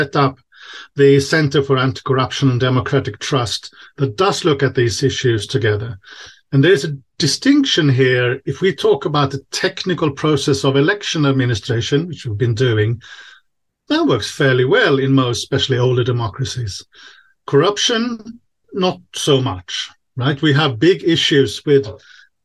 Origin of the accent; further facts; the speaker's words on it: Sweden; now in Czech Republic; I'm originally from Sweden